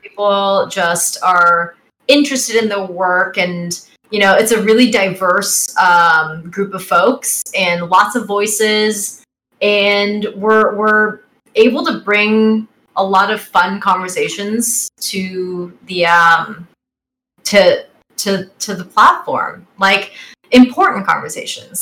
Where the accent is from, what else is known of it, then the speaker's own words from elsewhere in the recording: Bay Area, California, United States; I'm from the Bay Area